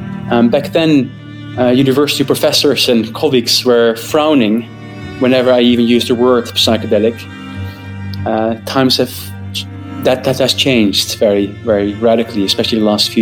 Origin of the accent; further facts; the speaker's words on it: northeast Netherlands, Netherlands; also born or lived in Groningen; Originally, I'm from Holland. I'm born and raised in the north east of the Netherlands